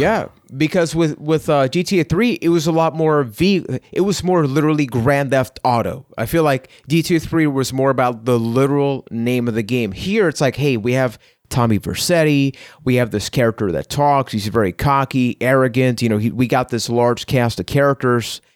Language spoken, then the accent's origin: English; Puerto Rico; I am from Puerto Rico